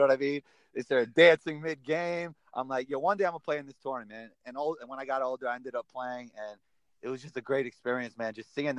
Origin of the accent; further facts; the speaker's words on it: New York City, New York, United States; I grew up in Riverdale, a Jewish section of the Bronx.